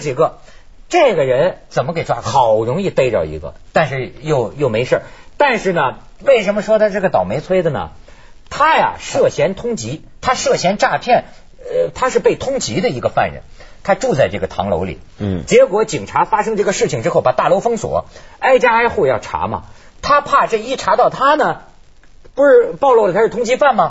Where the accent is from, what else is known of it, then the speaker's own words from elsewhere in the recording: China; now in Hong Kong; 我作为大陆人的角度